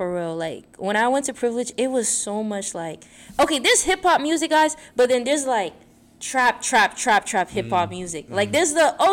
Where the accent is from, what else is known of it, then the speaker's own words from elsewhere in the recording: New York, United States; moved away as an adult; I'm from New York